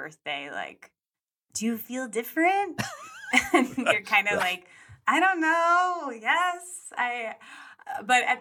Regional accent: Colorado, United States; now in Los Angeles, United States; I grew up some in Colorado. I moved there when I was 10.

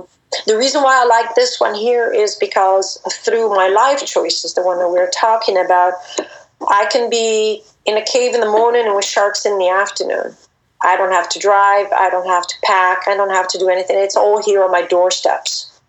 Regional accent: DR Congo; So I grew up in the Congo, and we kept spiders around.

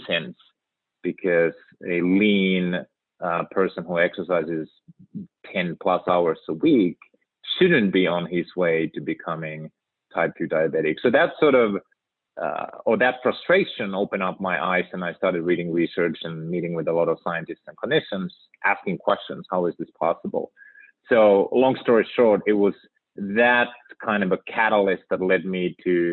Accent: Finland; moved away as an adult; now in United States; born and raised in Finland

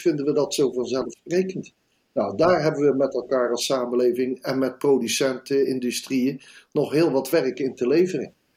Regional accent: Netherlands; als Nederlander

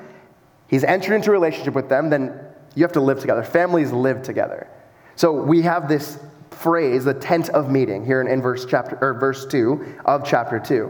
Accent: United States; moved away; I grew up in the States

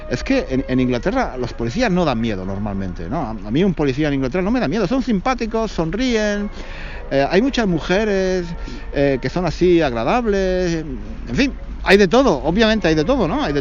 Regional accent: Spain; now in London, United Kingdom; Aparte de porque soy español y tendría que explicarle que soy español y que tengo la residencia en Londres

